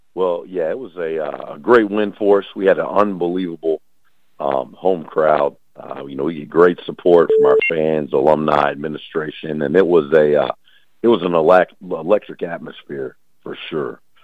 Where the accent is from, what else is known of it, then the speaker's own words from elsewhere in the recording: Dallas Fort Worth area, Texas, United States; moved away as an adult; also born or lived in Talladega, Alabama; now in Langston, United States; I'm from the Dallas Fort Worth area.